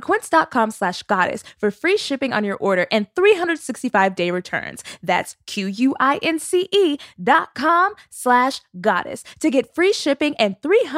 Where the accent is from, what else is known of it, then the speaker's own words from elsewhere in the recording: Dallas, Texas, United States; also born or lived in Terrell, Texas; I am from Dallas, so I know Irving. It's very close.